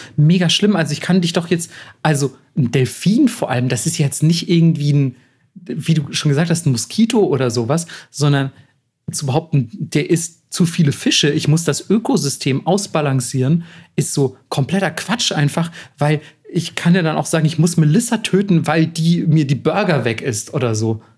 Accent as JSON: {"language": "German", "country": "Germany", "said": "als Deutscher"}